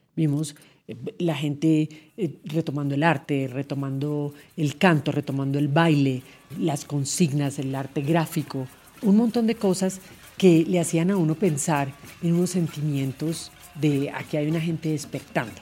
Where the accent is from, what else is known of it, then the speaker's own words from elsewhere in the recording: Colombia; como colombiano de hoy